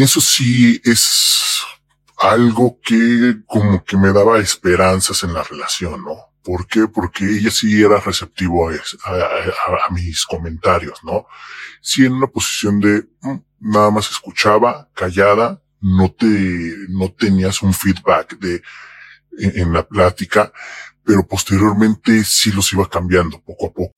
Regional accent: Mexico; soy mexicano

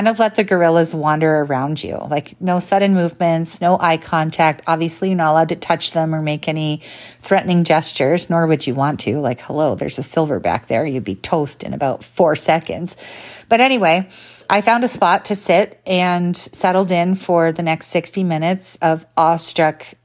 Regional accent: Canada; I'm Canadian

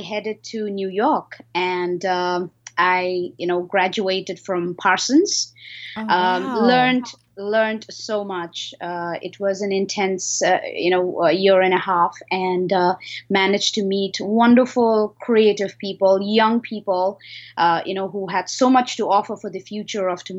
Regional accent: Himalayan region of India, India; moved away as an adult; also born or lived in Singapore; So I was born in the Himalayan region of India. Ever since the age of 16, I have, been traveling and doing several things around the cities in India

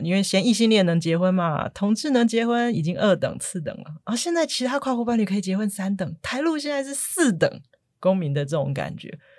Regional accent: Taiwan; 我是台湾人，我应该是她认识的第一个台湾人

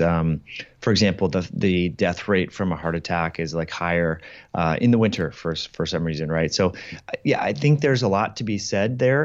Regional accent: Kirkland, Washington, United States; a place here in Kirkland, uh, in my hometown that I used to go

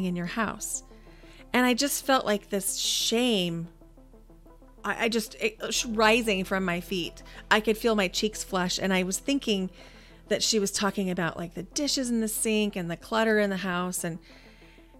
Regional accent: Nebraska, United States; moved away as an adult; also born or lived in Idaho; I grew up in Nebraska, but I found myself in Idaho beginning in 2004

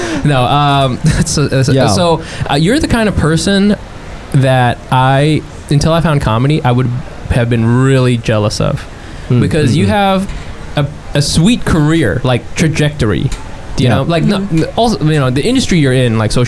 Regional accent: Anaheim, California, United States; I'm from Anaheim Hills

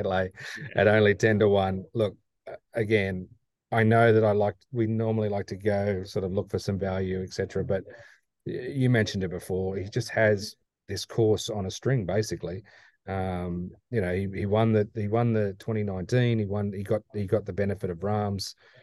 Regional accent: Australia; moved away; I come from Australia

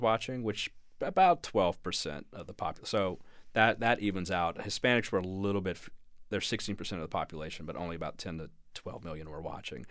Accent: Louisiana, United States; moved away as an adult; also born or lived in New York; I'm from Louisiana. I'm a Saints fan

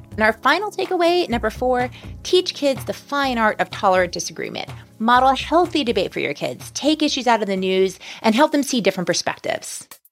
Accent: New Orleans, Louisiana, United States; New Orleans, Louisiana, which is also my hometown

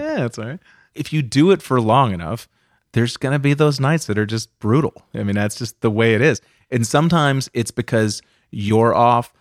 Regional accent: outside of Boston, Massachusetts, United States; I grew up outside of Boston in, uh, Massachusetts

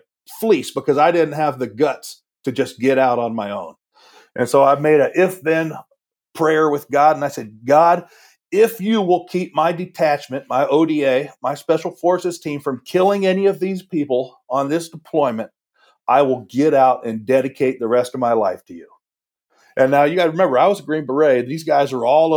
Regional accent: Washington, United States; moved away as an adult; also born or lived in the South; I grew up in Washington, you could drive miles and not see a church

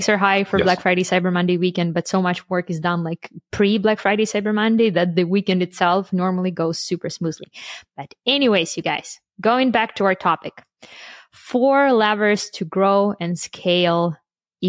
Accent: Canada; I'm from Canada. We had our Thanksgiving like a month ago

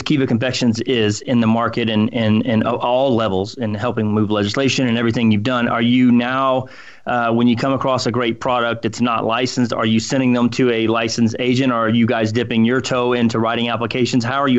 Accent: Colorado, United States; And this is new for us because we grew up in Colorado and everything

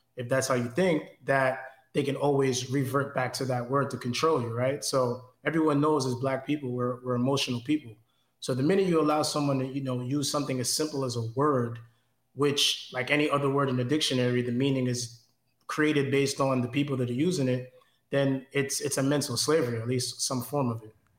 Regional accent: New York City, New York, United States; Growing up in New York

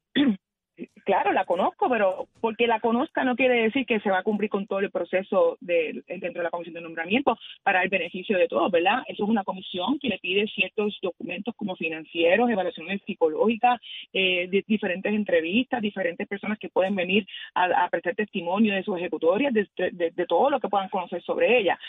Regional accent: Puerto Rico; yo como mujer puertorriqueña

